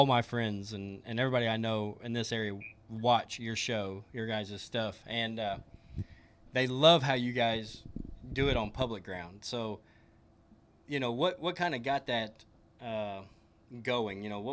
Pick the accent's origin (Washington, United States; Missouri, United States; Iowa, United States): Missouri, United States; Southeast; We're from Southeast